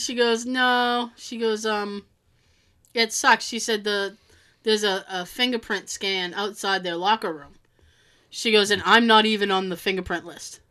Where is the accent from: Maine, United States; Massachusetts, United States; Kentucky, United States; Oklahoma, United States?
Massachusetts, United States; Boston area, toward Cape Cod; I'm from Boston.